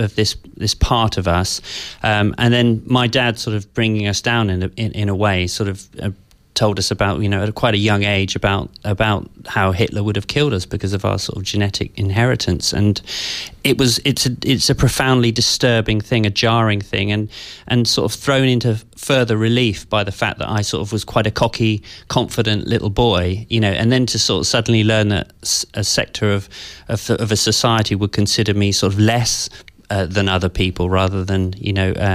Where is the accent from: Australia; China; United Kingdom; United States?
United Kingdom; West Country, South West England; also born or lived in London; from the age of seven onwards, I grew up in the West Country, in, you know, kind of quite a rural environment.